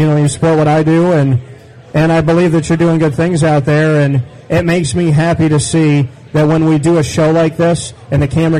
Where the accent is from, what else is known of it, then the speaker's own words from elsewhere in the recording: Syracuse, New York, United States; moved away as an adult; also born or lived in Orlando, Florida; Central New York. I was from here. I mean, I was born and raised on the north side.